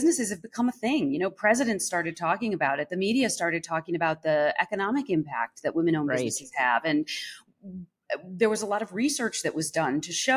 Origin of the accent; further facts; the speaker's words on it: Evanston, Illinois, United States; moved away; also born or lived in New York; I grew up right outside of Chicago in Evanston